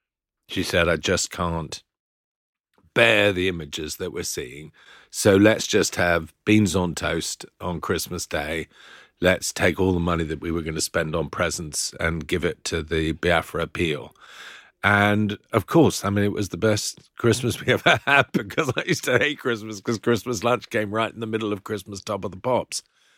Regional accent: Philippines; also born or lived in New Zealand; now in United Kingdom; I was born in New Zealand. My mum's Australian as well. And then when I was four, we moved to the Philippines.

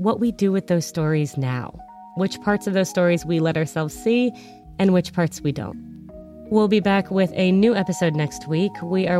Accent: New England, United States; also born or lived in London; now in New York, United States; For instance, I live in New York. I grew up in New England. I have family in Greece and roots in Armenia. I've lived in London.

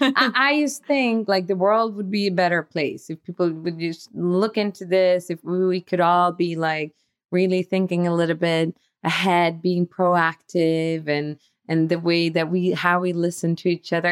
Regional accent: Sweden; we are from Sweden

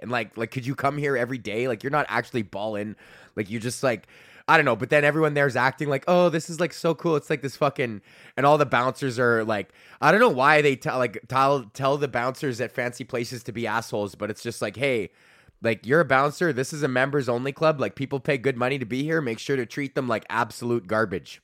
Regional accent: Canada

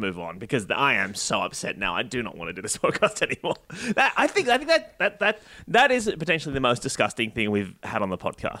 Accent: the Shire, New South Wales, Australia; I grew up in the Shire.

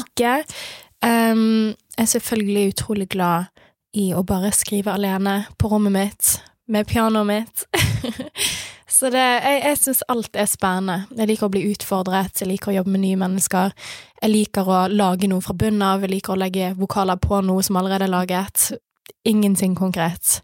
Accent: Bergen, Vestland, Norway; vennene mine som mm. jeg vokste opp med i Skuteviken òg

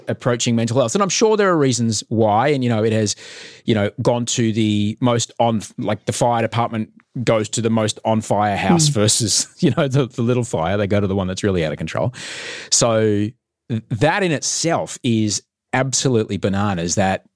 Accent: Queensland, Australia; I grew up in Queensland.

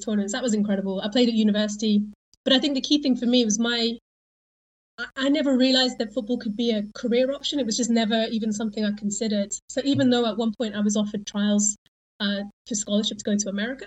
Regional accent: Isle of Wight, South East England, United Kingdom; I grew up on the Isle of Wight.

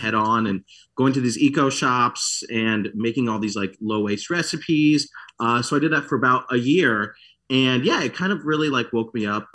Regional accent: Michigan, United States; also born or lived in France; I grew up in Michigan

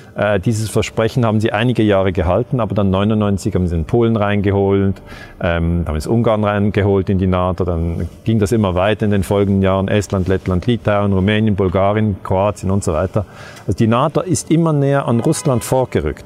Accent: Switzerland; die Schweiz, äh, mein Heimatland

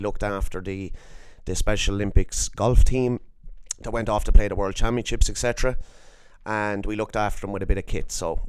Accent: Ireland; being an Irish man and being, I suppose, Irish to the core

